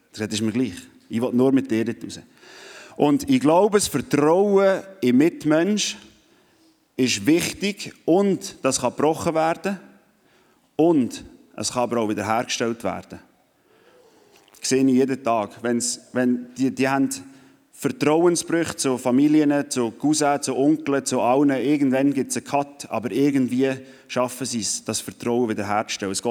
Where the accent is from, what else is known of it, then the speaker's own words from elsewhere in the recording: Switzerland; Vor allem, wenn man als Schweizer, der ohne Wellen aufgewachsen ist, wo einisch am Meer war